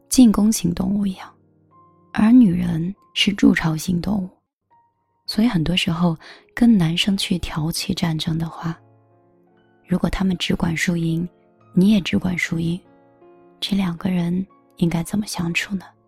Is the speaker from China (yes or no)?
yes; northern China, China; 我是北方人